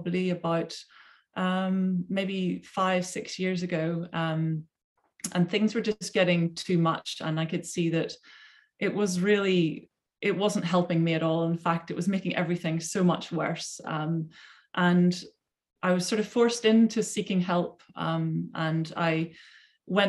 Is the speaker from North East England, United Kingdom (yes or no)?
no; Belfast, Northern Ireland, United Kingdom; now in Surrey, United Kingdom; I came from Belfast, Northern Ireland